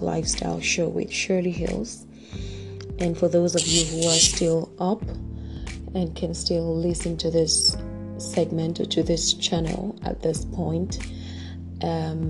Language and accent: English; Nigeria; my home country, Nigeria